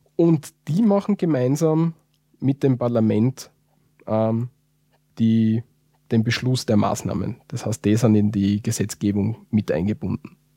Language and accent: German; Austria; wir als Österreicher